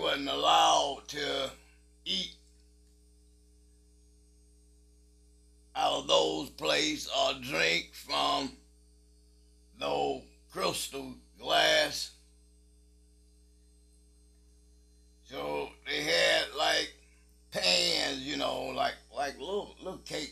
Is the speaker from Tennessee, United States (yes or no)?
no; Attalla, Alabama, United States; I grew up on Oak Street in Ottawa, Alabama